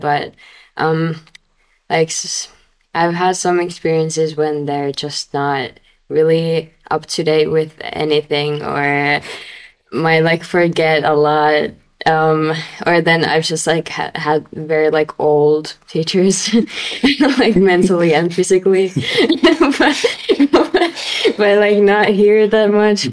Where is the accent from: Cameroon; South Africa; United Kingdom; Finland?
Finland